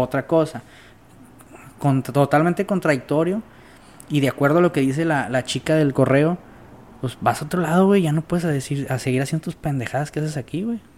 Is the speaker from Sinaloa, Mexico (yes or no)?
yes; Sinaloa, Mexico